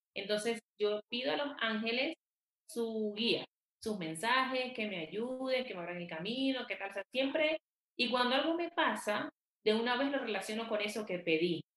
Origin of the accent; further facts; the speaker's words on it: Venezuela; moved away as an adult; also born or lived in Quito, Ecuador; now in Bogotá, Colombia; Soy venezolana. Vivo en Colombia, en Bogotá, desde hace más de ocho años.